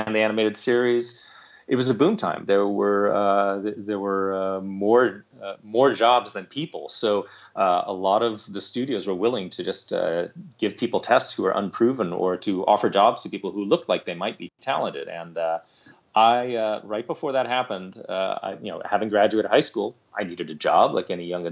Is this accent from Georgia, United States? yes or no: no; Santa Monica, California, United States; I grew up here in Southern California, specifically in Santa Monica, which is kind of the more the beach side of Los Angeles